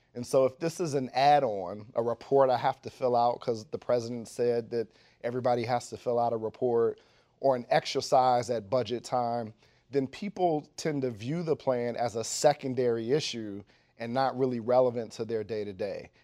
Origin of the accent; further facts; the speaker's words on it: Dayton, Ohio, United States; moved away as an adult; now in Washington, D.C., United States; I went to public schools in Dayton, Ohio